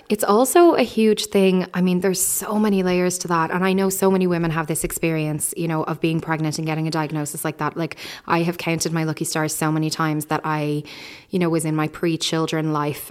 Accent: Ireland; as Irish people

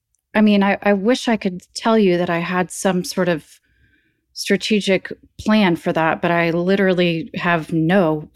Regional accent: Nashville, Tennessee, United States; I mean, I grew up in Nashville in a more bohemian family where we were definitely not a traditional Southern family at all.

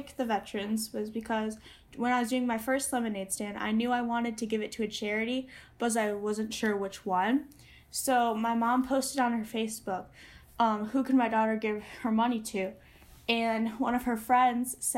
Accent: Michigan, United States; I'm going into 8th grade, and I'm from Michigan

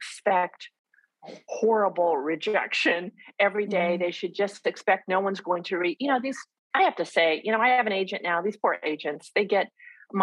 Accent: Southern California, United States; accent: American; I grew up in Southern California.

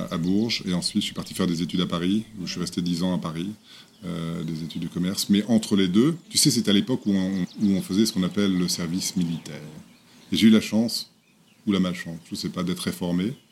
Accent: Lagos, Nigeria; Non, mais j'étais dans, une, l'école française de Lagos

